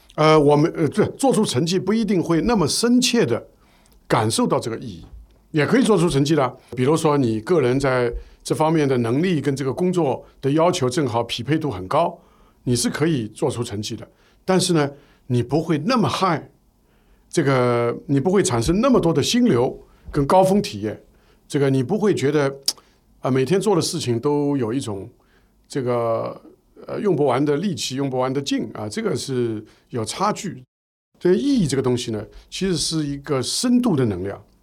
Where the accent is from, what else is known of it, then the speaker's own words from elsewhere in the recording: Shanghai, China; 我们是上海人，我所以我们上海那个时候呢